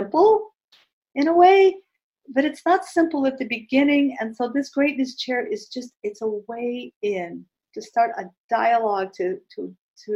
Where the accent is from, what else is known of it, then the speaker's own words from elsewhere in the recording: East Coast, United States; I'm from the East Coast